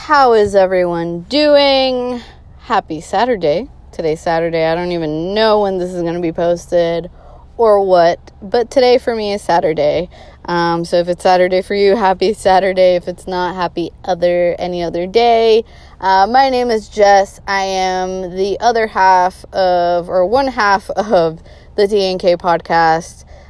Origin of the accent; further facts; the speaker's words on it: Boston, Massachusetts, United States; I am born and raised in Boston, Massachusetts. No, I do not have a Bostonian accent. Why that is because all my family is from Colombia in South America. So I am bilingual, hablo español.